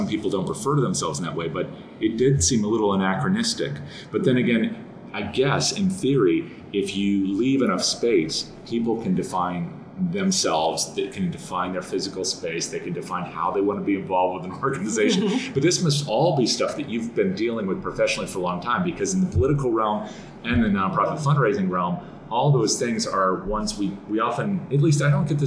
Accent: Connecticut, United States; I grew up in Connecticut, so I'm, you know, on the more reserved side

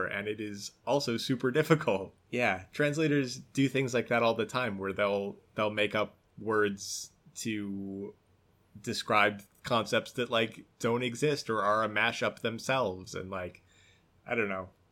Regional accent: United States; accent: American; my American accent

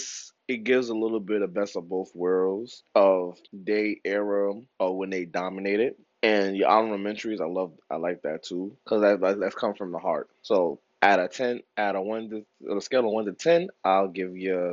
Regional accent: New York, United States; y'all know I'm from New York

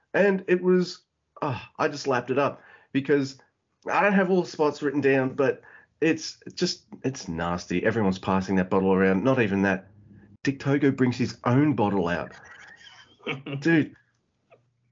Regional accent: Australia

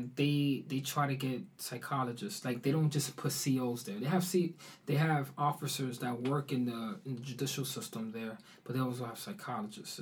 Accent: New York, United States; moved away as an adult; also born or lived in Harlem / Oslo, Norway; I was raised in the Bronx

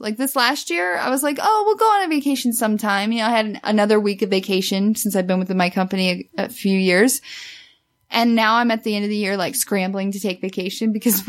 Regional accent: near Branson, Missouri, United States; moved away; I grew up about 20 or no, 40, 30 minutes north of Branson, but I was born in Branson and then I went to college in Branson.

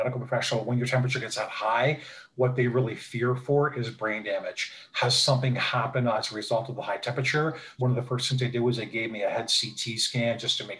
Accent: Niagara Falls, Ontario, Canada; also born or lived in Toronto; I'm from Niagara Falls, Ontario, Canada

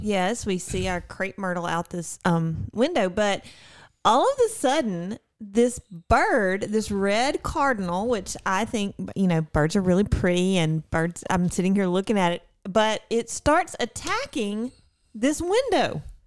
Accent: Mississippi, United States; I am from Mississippi

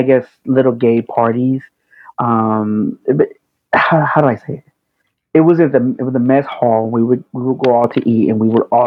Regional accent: Fort Worth, Texas, United States; moved away as an adult; I'm from a very small town in Texas. I'm from Fort Worth, Texas

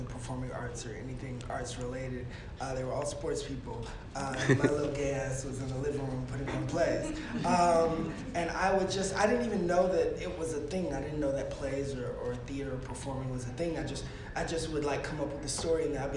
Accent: Hurst, Texas, United States; I grew up in Hearst, Texas

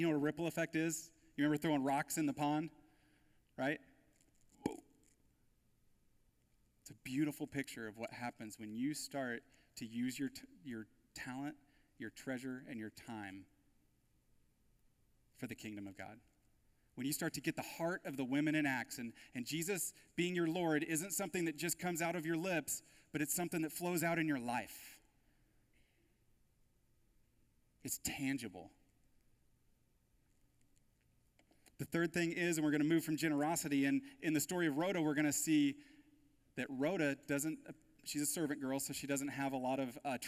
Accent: United States; the wealth and resources that we have as American Christians

